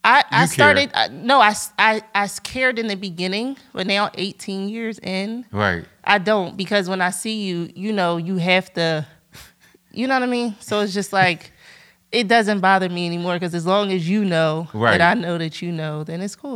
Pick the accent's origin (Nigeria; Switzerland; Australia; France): France; Montbrison, Auvergne-Rhône-Alpes; born there; That's how I was born in France, because he was playing overseas.